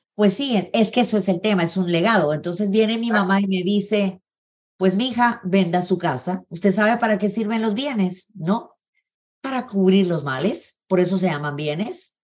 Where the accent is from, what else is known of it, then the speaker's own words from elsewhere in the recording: Guatemala City, Guatemala Department, Guatemala; Yo crecí en zona 11, en Granay 3, toda mi niñez